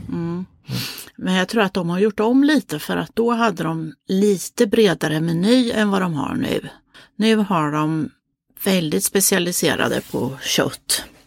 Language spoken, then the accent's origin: Swedish; Motala, Östergötland, Sweden; ifrån Motala där vi kommer ifrån